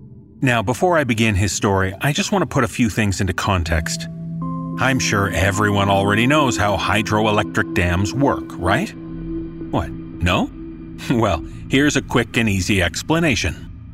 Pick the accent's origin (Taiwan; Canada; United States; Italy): Canada; I'm Canadian